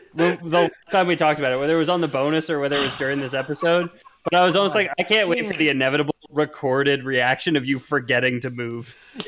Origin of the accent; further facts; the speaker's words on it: Canada; As a Canadian citizen